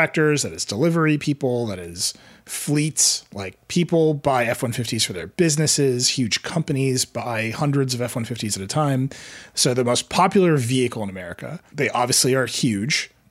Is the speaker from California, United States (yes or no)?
no; Wisconsin, United States; I grew up in Wisconsin